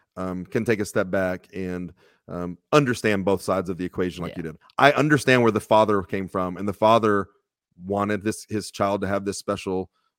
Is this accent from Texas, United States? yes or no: yes; Texas, United States; I got real lucky growing up in Texas.